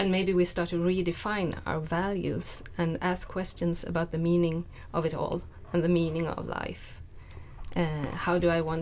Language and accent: English; Stockholm, Stockholm County, Sweden; moved away as an adult; now in Jönköping, Sweden; I'm from Stockholm, and I have lived here in Jönköping for 2.5 years.